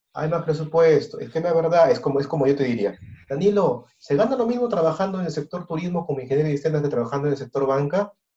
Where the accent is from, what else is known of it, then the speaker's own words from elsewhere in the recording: Peru; Conocemos nuestra cultura peruana, la conocemos muy bien, somos peruanos